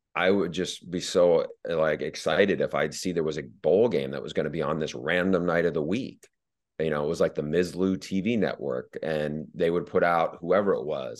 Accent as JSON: {"language": "English", "region": "Northeast", "country": "United States", "tie": "born or raised there", "also_born_or_lived": "New York", "said": "growing up in the Northeast"}